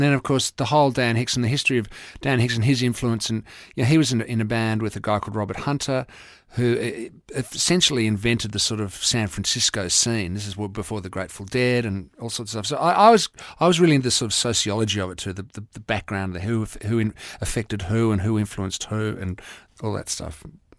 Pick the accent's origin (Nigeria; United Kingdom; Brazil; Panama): Nigeria; born there; But no, I was born in Nigeria because my father was an Englishman.